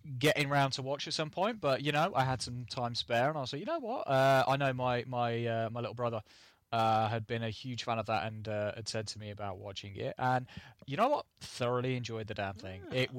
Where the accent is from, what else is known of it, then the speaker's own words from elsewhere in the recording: England, United Kingdom; We are English, we're not Australian